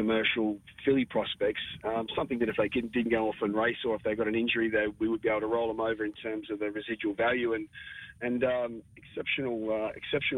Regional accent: Toowoomba, Queensland, Australia; moved away; also born or lived in Sydney; as we were young pups growing up in Toowoomba

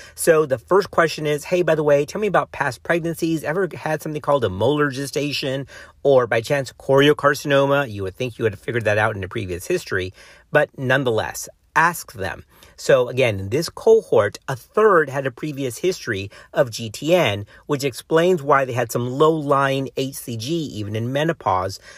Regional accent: Texas, United States

